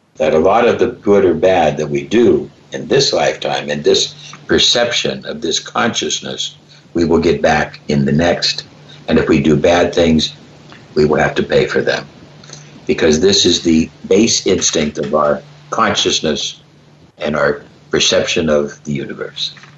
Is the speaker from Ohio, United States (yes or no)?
yes; Cleveland, Ohio, United States; I love the Cleveland Browns because I'm from Cleveland